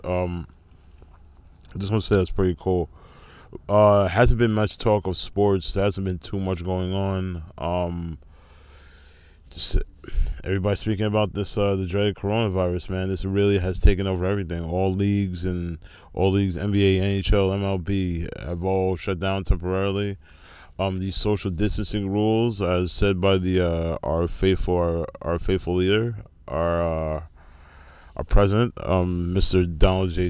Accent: Rockland County, New York, United States; my hometown in, uh, Rockland County, New York.

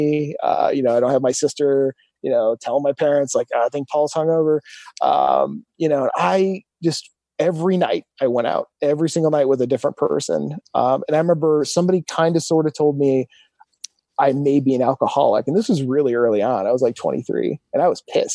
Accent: Milan, Ohio, United States; also born or lived in Phoenix; back to Milan, Ohio, where I'm from

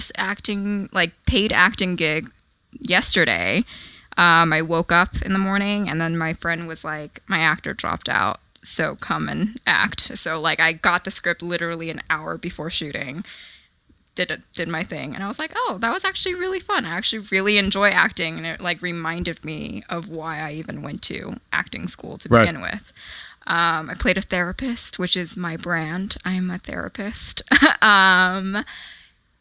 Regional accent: Riverside, California, United States; also born or lived in Monterey Park, California; I am from Riverside, California. I was born in Monterey Park, California.

